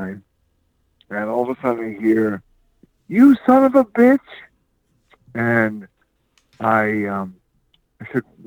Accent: Philadelphia, Pennsylvania, United States; now in Covington, United States; I am from Philadelphia, Pennsylvania

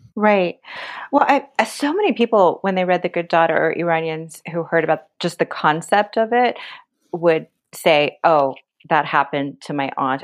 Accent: United States; growing up in America

